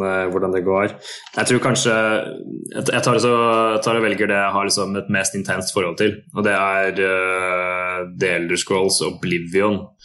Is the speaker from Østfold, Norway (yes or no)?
yes; Sarpsborg, Østfold, Norway; når jeg vokste opp i Sarpsborg